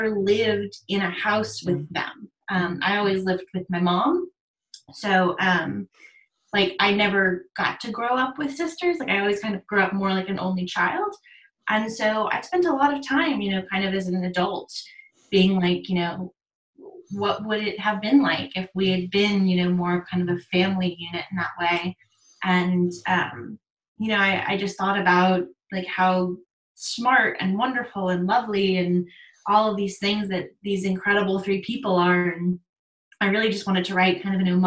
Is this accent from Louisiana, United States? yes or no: yes; New Orleans, Louisiana, United States; I grew up in New Orleans